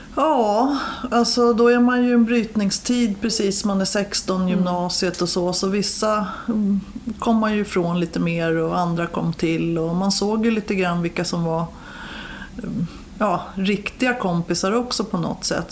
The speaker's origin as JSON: {"language": "Swedish", "town": "Stockholm", "region": "Stockholm County", "country": "Sweden", "tie": "born or raised there", "said": "jag är uppväxt i de södra förorterna, i Årsta"}